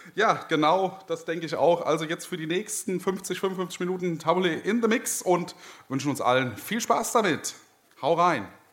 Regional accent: Marburg, Hesse, Germany; ich komme aus Marburg, bin 23 Jahre alt, studiere auch dort

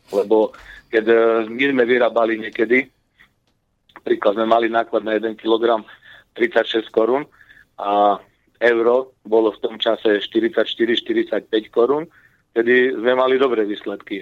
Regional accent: Prešov, Prešov Region, Slovakia; ja som e, z Prešova, my sme mali tu na meso kombinát, ktorý bol v Prešove

